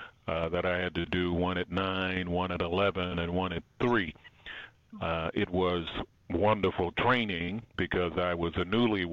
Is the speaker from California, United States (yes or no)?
no; Baltimore, Maryland, United States; moved away as an adult; also born or lived in Alabama / Berrien Springs, Michigan / North Carolina / South Carolina; I grew up in Baltimore, Maryland